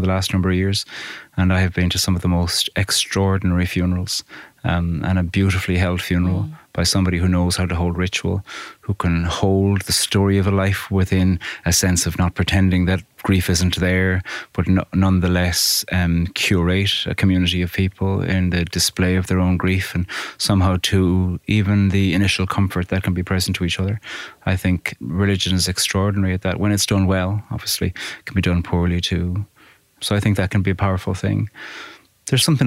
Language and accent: English; Carrigaline, Munster, Ireland; I grew up in Cork in a village called Carrigaline, about 10 miles outside Cork City